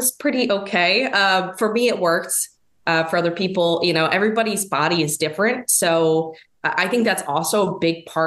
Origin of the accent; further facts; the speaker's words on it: East Coast, United States; now in Midwest, United States; I'm living in kind of the Midwest, but I'm from the East Coast